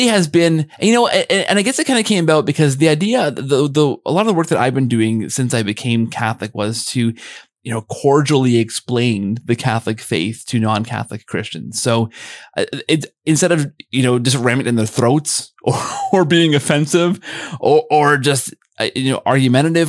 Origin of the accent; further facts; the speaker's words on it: Canada; I'm Canadian